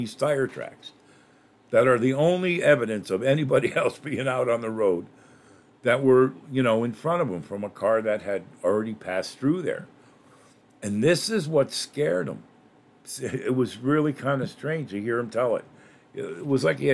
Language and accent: English; Northeast, United States; I grew up in the Northeast where they're, you know, always the occasion of horrendous snowstorms